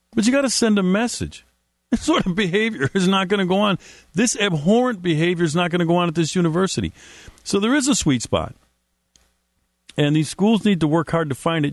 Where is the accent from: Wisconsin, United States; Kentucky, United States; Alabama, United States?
Wisconsin, United States; Milwaukee; my hometown, Milwaukee, Wisconsin